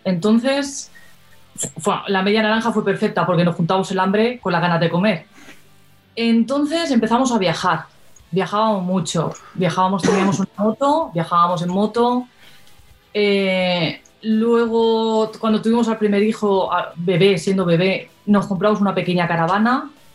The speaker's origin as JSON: {"language": "Spanish", "country": "Spain", "said": "somos españoles"}